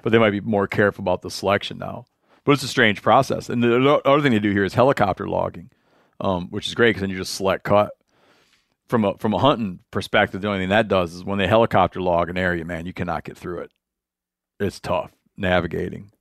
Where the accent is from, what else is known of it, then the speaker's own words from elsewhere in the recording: Michigan, United States; I'm from Michigan